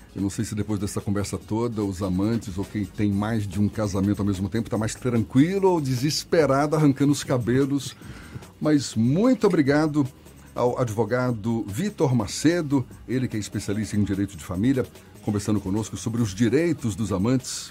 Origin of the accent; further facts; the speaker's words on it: Minas Gerais, Brazil; eu sou mineiro